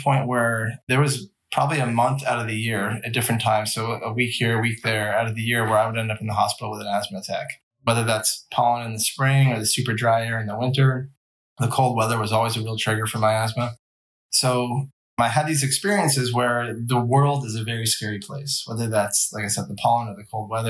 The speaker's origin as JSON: {"language": "English", "region": "Vermont", "country": "United States", "tie": "born or raised there", "said": "I grew up in Vermont"}